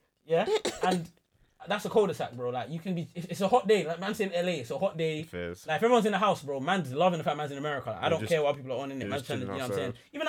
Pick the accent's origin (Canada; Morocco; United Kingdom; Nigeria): United Kingdom; London; I'm from London